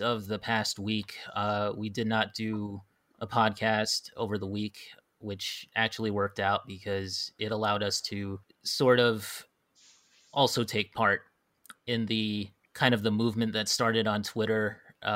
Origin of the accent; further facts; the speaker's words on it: Hawaii, United States; now in mainland United States; growing up in Hawaii and stuff, you grow up there and it's like everybody is mixed